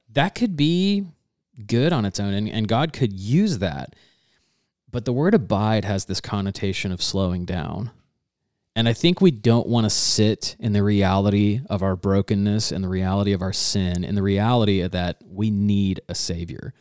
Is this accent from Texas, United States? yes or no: no; Georgia, United States; growing up in Georgia